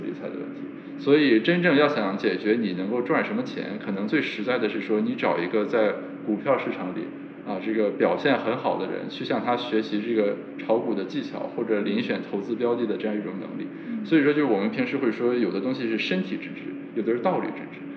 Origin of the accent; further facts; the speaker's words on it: China; 我们作为中国人